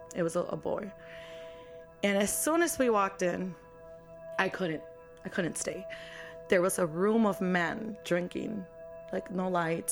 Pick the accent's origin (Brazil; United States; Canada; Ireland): United States; Chicago, Illinois; I'm from Chicago, born and raised.